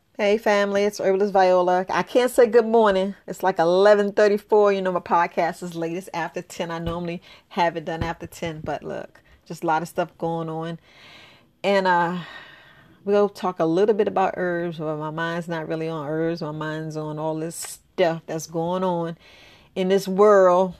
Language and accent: English; New York, United States; I grew up in New York